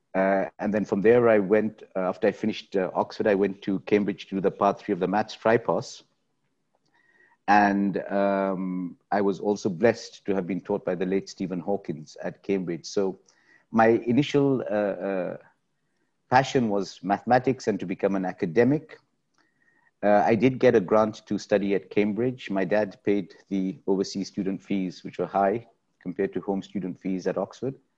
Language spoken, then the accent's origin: English; Nigeria; moved away as an adult; also born or lived in Suva, Fiji / Pakistan (parents); now in Dubai, United Arab Emirates; I grew up in Nigeria. So my formative years, from the age of two to eighteen, was in Nigeria.